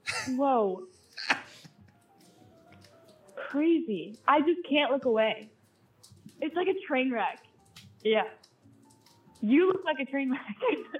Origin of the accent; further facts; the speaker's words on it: Arkansas, United States; I'm not from there. I'm actually from Arkansas.